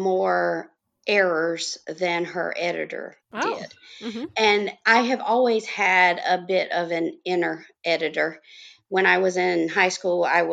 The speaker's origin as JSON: {"language": "English", "region": "North Carolina", "country": "United States", "tie": "born or raised there", "said": "I am from North Carolina, and I have lived in several cities in the state all my life"}